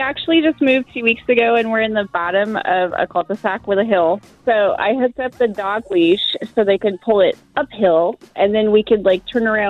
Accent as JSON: {"language": "English", "area": "the Northwest", "region": "Pacific Northwest", "country": "United States", "also_born_or_lived": "Orchards, Washington", "said": "because we're from the Northwest and we don't own sleds."}